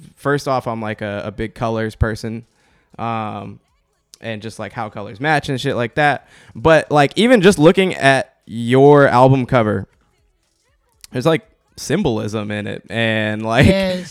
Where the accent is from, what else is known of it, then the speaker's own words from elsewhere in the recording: Portland, Oregon, United States; moved away; i grew up in Southeast Portland